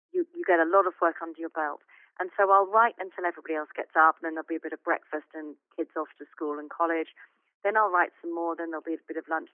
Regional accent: Chichester, South East England, United Kingdom; my hometown of Chichester

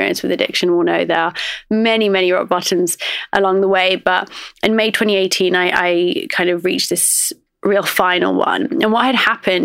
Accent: Oxford, South East England, United Kingdom; I grew up in Oxford and I would say that growing up, I was very much sort of an outsider. I'm Iraqi

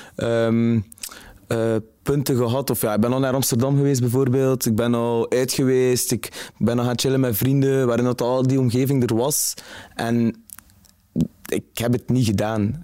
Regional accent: Zottegem, Flanders, Belgium; now in Ghent, Belgium; Ik ben afkomstig van Zottegem

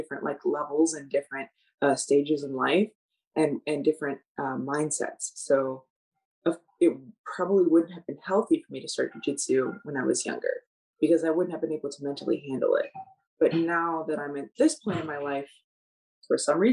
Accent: United States; I, as an American

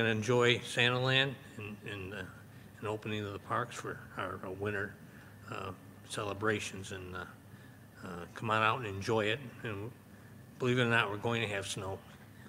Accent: Orchard Park, New York, United States; I grew up in Orchard Park

